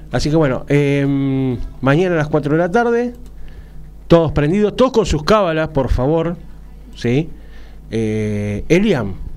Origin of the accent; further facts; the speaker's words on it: Argentina; yo como argentino